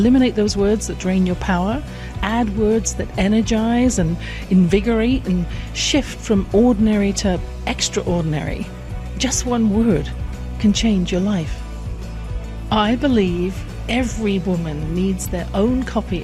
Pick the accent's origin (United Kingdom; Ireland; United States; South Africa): United Kingdom; England; born or raised there